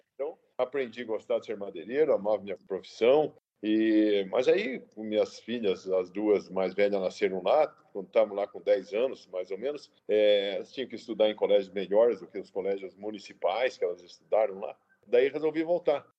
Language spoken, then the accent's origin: Portuguese; Prudentópolis, Paraná, Brazil; moved away as an adult; also born or lived in Rondônia; eu de fato nasci em Prudentópolis